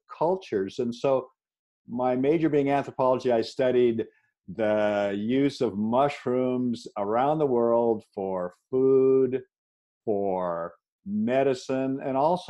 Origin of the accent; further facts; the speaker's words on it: Seattle, Washington, United States; I was raised in Seattle area